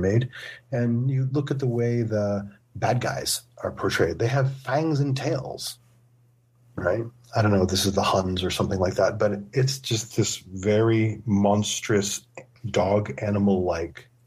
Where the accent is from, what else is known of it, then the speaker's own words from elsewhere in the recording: United States; as an American who's hanging out in southeastern Tibet